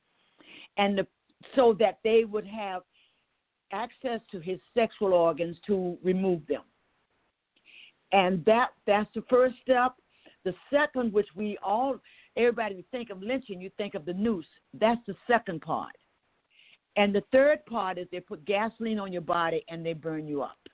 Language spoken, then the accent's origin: English; Waycross, Georgia, United States; I'm from Waycross, Georgia